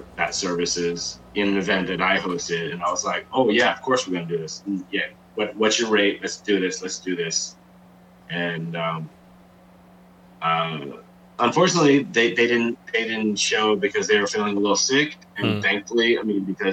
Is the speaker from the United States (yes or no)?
yes; New Jersey, United States; now in San Francisco, United States; I'm from Jersey, but this is my hometown.